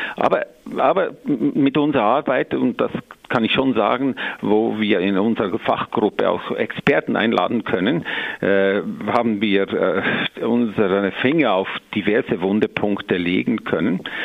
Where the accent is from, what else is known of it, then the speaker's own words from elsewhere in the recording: Switzerland; bei uns in der Schweiz